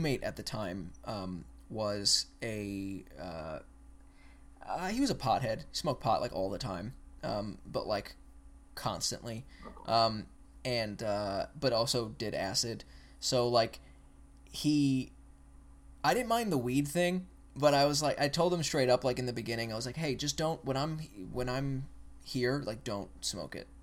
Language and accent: English; Long Island, New York, United States; moved away as an adult; now in Virginia, United States; I was born and raised on Long Island.